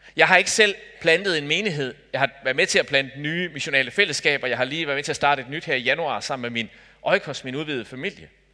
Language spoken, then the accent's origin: Danish; Denmark; Jeg er dansker